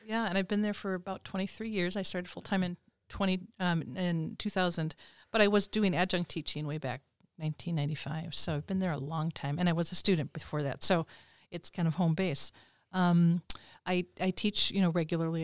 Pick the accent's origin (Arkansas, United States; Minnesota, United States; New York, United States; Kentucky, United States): Minnesota, United States; I'm from Minnesota, and my parents live in the Twin Cities